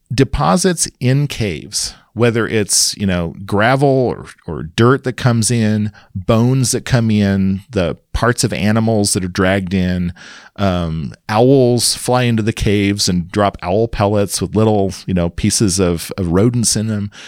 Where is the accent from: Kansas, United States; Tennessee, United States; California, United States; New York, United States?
Kansas, United States; moved away; also born or lived in Madison, Wisconsin; I grew up in Kansas, a small town